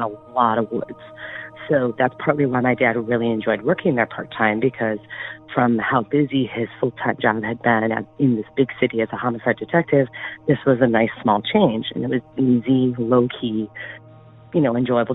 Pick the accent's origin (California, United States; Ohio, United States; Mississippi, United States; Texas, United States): Ohio, United States; east of Cleveland; I grew up in a city east of Cleveland